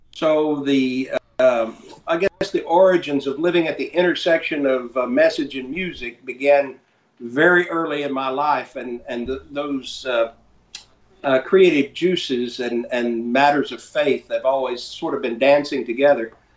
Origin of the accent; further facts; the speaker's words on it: North Carolina, United States; also born or lived in Fort Lauderdale, Florida; now in Texas, United States; I, grew up in North Carolina. I live in Texas